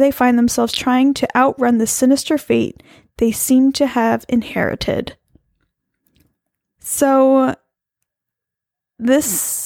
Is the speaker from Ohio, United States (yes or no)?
no; near La Mesa, California, United States; born or raised there